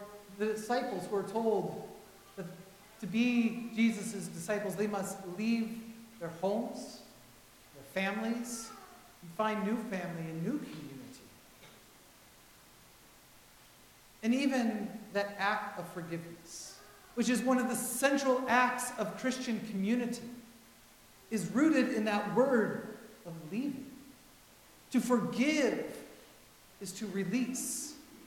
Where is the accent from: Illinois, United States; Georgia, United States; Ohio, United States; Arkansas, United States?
Ohio, United States; Vermilion; moved away; I was ordained in my hometown of Vermillion, Ohio.